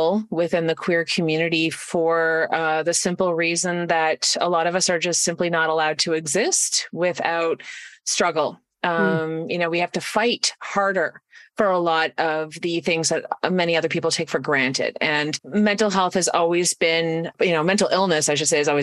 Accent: Canada; I'm from Canada. I do a lot of my work in Canada.

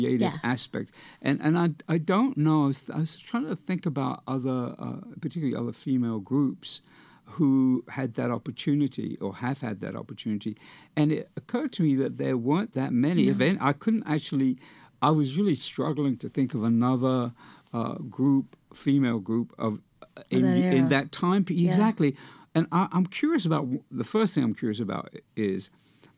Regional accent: United Kingdom; growing up in Britain as a teenager

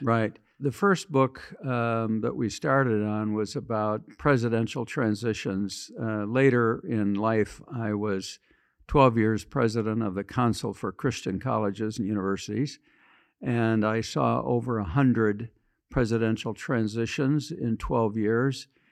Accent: western Michigan, United States; moved away as an adult; also born or lived in Washington, D.C.; Small town in western Michigan

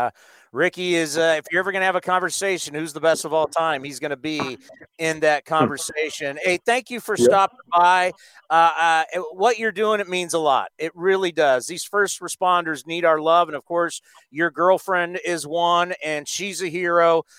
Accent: San Diego, California, United States; growing up in San Diego, we went to Tijuana all the time.

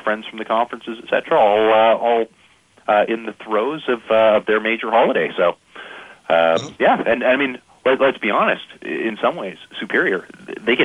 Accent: Canada; I'm Canadian

